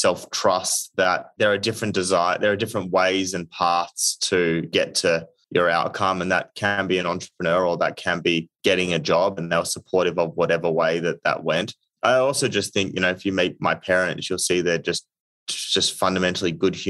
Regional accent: Australia; moved away as an adult; now in United States; being Australian

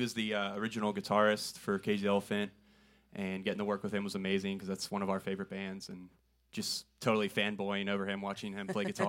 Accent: Pittsburgh, Pennsylvania, United States; moved away as an adult; also born or lived in State College, Pennsylvania; now in Nashville, United States; we're also both from Pittsburgh

